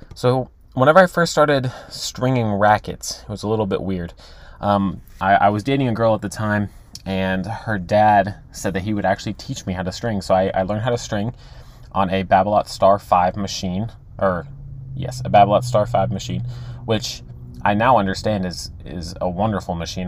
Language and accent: English; Texas, United States; I'm from Texas